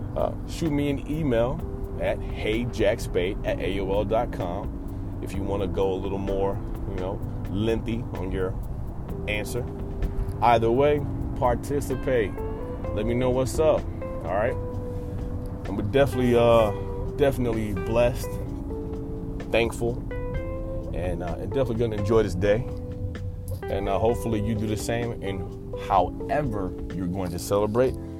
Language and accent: English; United States; we as Americans